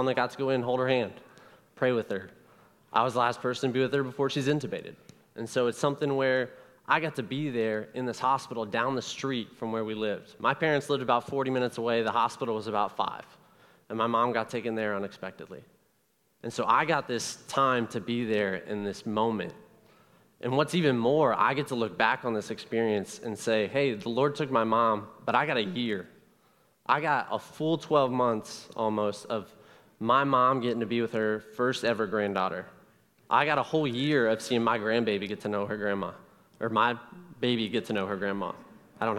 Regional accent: Columbus, Ohio, United States; I am from Columbus, Ohio. I am from the suburbs of Columbus

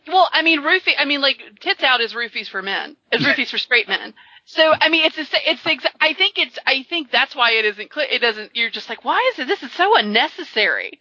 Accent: the South, United States; I'm from the South.

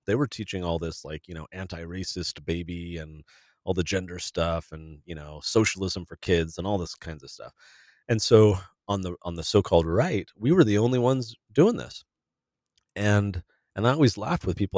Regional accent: San Diego, California, United States; I grew up in San Diego

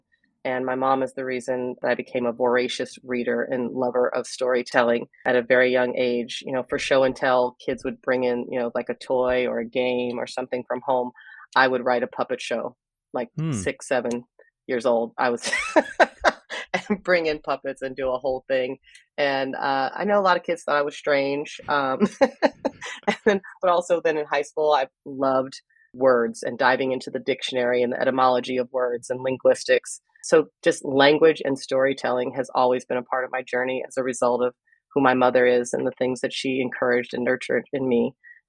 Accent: California, United States; also born or lived in Philadelphia, Pennsylvania; I was born in Philadelphia at the University of Pennsylvania. And when I was 5, my parents took me on a cross-country trip to California.

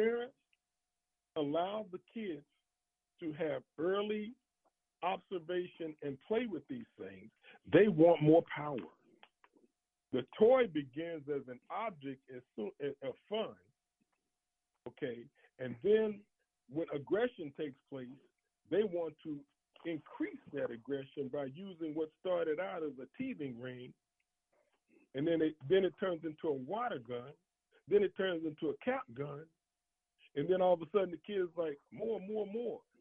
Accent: Chicago, Illinois, United States; growing up in Chicago in the early 60s

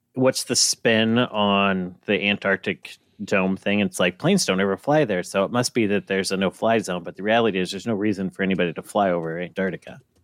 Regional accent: United States; I'm American.

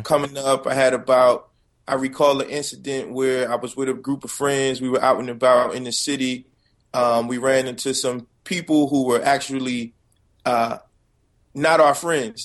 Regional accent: Paterson, New Jersey, United States; I'm just a kid from Patterson

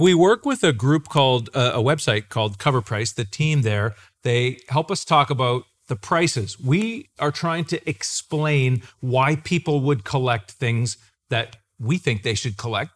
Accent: Clinton, Ontario, Canada; You and I and Isaac are all from a town called Clinton, Ontario in Canada

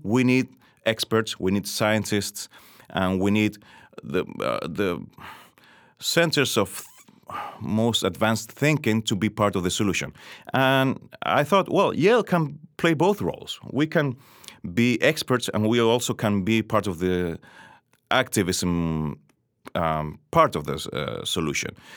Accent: Chile; I grew up, uh, in Chile in the late seventies, seventies and eighties

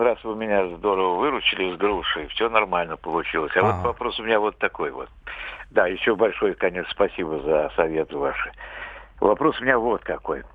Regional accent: Samara Oblast, Russia; Я сам из Самарской области

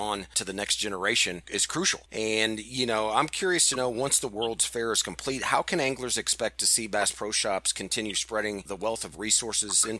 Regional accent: Missouri, United States; growing up in Missouri

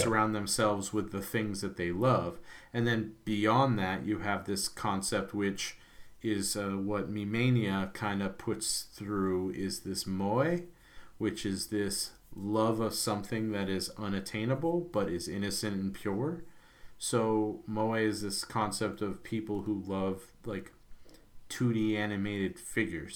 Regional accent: United States; as an American

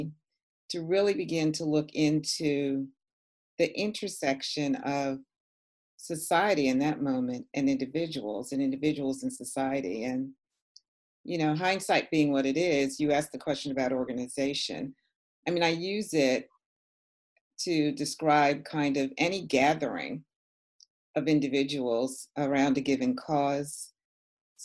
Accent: New York City, New York, United States; when I was a young girl growing up in New York City. And I grew up in an area of Manhattan called Morningside Heights

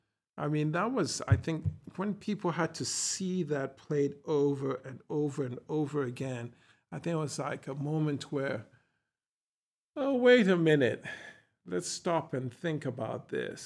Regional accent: Ghana; I said, from Ghana. And he said, oh, great.

